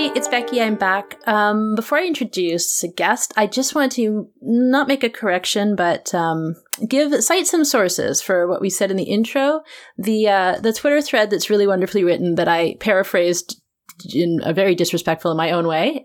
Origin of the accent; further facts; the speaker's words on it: Vancouver, British Columbia, Canada; accent: Canadian; moved away; I'm also from the West Coast originally. I'm from Vancouver